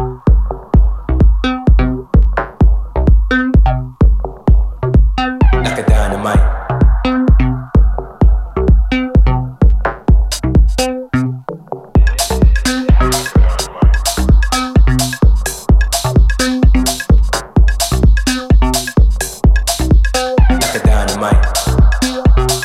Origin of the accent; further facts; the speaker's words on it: Glasgow, Scotland, United Kingdom; accent: Scottish; also born or lived in Liverpool; now in London, United Kingdom; in case you're wondering what that weird Scottish accent is. I'm from Glasgow.